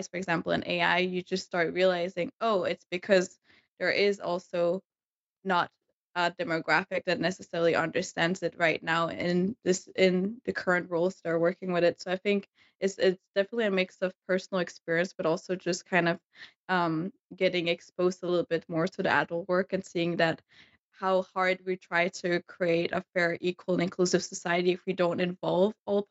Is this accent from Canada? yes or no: no; Denmark; I grew up in Denmark